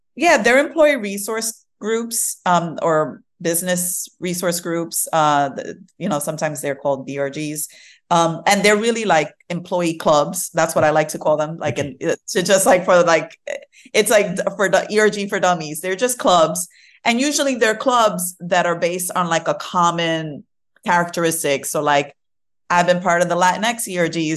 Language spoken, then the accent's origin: English; New York City, New York, United States; also born or lived in Fort Greene, Brooklyn / Queens / Manhattan / Bronx; I am mostly Brooklyn uh, bred. So, like, this is where I was raised in Brooklyn